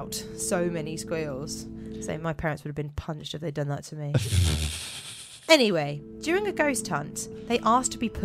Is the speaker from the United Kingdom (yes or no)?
yes; England, United Kingdom; As English people